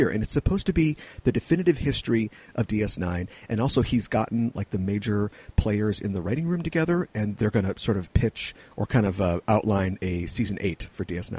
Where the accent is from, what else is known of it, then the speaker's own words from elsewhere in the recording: United States; as an American and just a human being